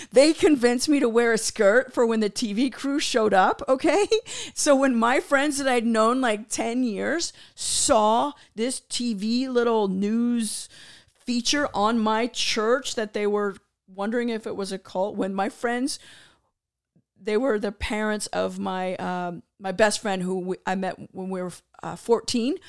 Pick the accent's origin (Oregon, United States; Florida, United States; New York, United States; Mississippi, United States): Florida, United States; Tampa; I'm from Tampa, Florida